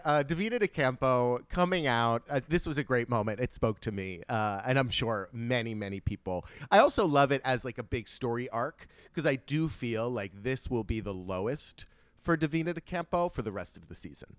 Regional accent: United States; as an American

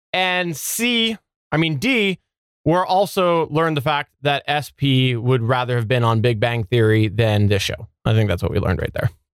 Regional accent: Canada; I'm Canadian

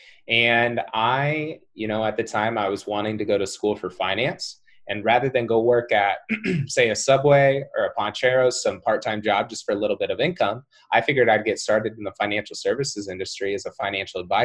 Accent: Cedar Rapids, Iowa, United States; I'm from Cedar Rapids, Iowa

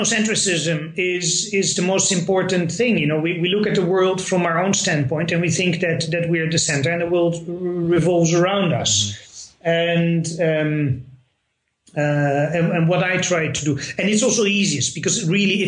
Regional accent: Netherlands; first language Dutch; English is a second language; moved away as an adult; now in Moscow, Russia; I'm from the Netherlands

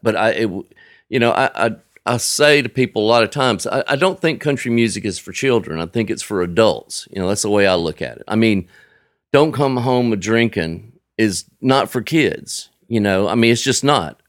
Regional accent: Frisco City, Alabama, United States; now in Nashville, United States; I grew up in Frisco City, a little town of about twelve hundred people

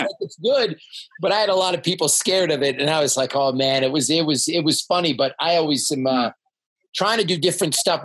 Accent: Toronto, Ontario, Canada; now in Salt Lake City, United States; I'm from Toronto, which is the most yeah. multicultural city in the world.

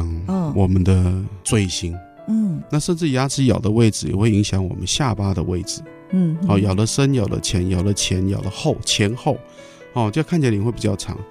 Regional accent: Taiwan; 但是在我们台湾人、华人来讲，就是蛮高的。

